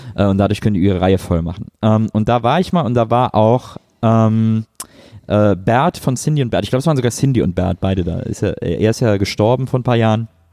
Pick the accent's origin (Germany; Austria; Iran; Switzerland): Germany; Cologne area, North Rhine-Westphalia; ich komme aus dem Kölner äh, Großraum